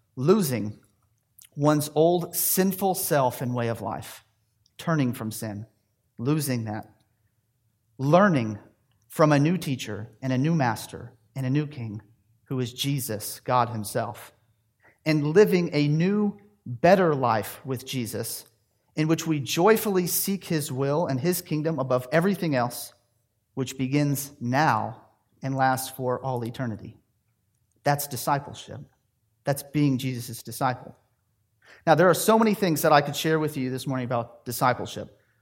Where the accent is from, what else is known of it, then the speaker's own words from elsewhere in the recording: Tennessee, United States; moved away as an adult; also born or lived in Louisville, Kentucky; I was raised in Tennessee.